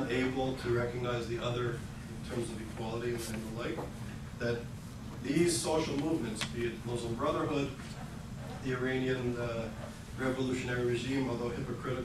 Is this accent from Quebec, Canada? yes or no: yes; Quebec, Canada; Healthcare in Quebec, especially where I grew up